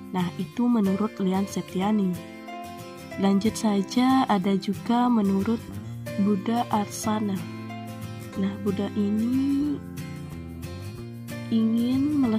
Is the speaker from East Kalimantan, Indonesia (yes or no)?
no; Bali, Indonesia; Jujur, saya orang Bali perempuan, saya tidak bisa menari.